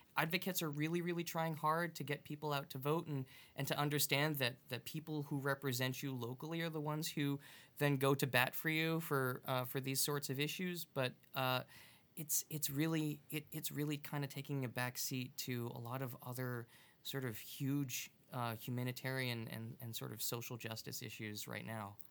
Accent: Long Island, New York, United States; now in Massachusetts, United States; I'm originally from Long Island

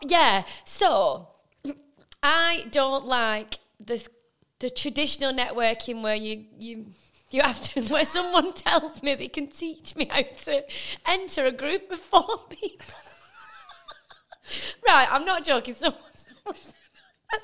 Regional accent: Liverpool, North West England, United Kingdom; You are Spanish, you are Australian, but we are Liverpoolian

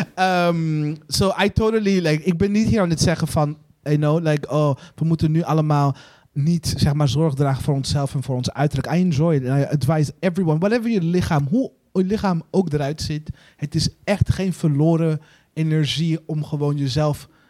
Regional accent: Burundi; now in Netherlands; waar ik vandaan kom in Burundi.

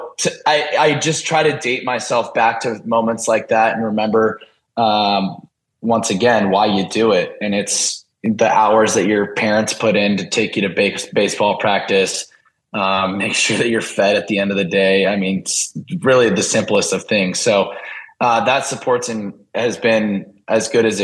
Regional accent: Del Mar, California, United States; moved away as an adult; now in Philadelphia, United States; I grew up in Del Mar, pretty close to the beach

